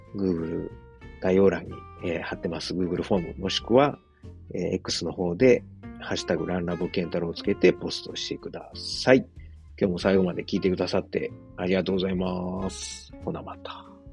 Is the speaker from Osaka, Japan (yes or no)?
yes; Osaka, Japan; moved away as an adult; now in Germany; 自分の実家であるですね、駒川あずまや、はい、親父とおかんがやってる、えー、大阪、駒川いうところでね